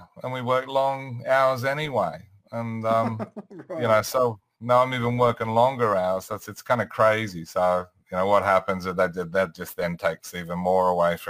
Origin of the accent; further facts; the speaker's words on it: Sydney, New South Wales, Australia; Yeah, I'm in Sydney.